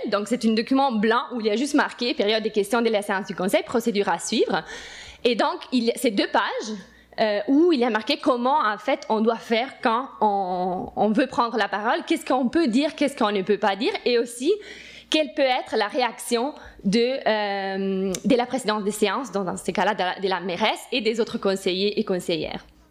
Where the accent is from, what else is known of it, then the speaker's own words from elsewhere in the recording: Italy; moved away as an adult; now in Montreal, Canada; suis italienne et j'étais élue en Italie